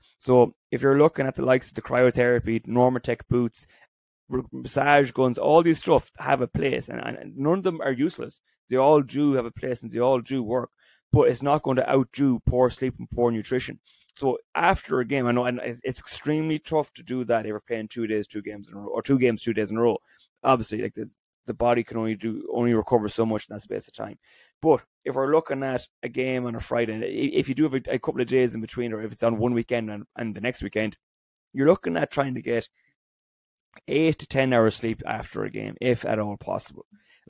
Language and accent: English; County Roscommon, Ireland; So I'm from Roscommon. I travelled home to play in Roscommon now, and Carrick and Shannon is about 20 minutes away from us.